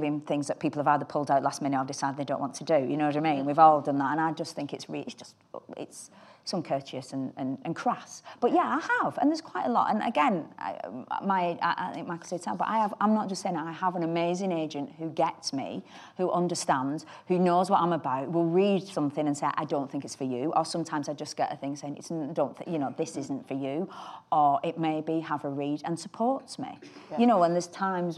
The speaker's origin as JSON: {"language": "English", "country": "United Kingdom", "said": "as a British woman"}